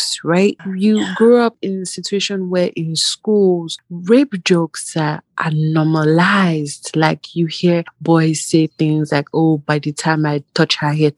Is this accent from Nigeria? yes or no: yes; Nigeria; moved away as an adult; I grew up basically in Nigeria and all that. Part of my university was in Nigeria